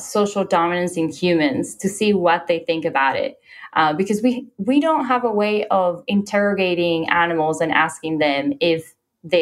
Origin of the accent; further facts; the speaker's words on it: Puerto Rico; I told someone that I was from Puerto Rico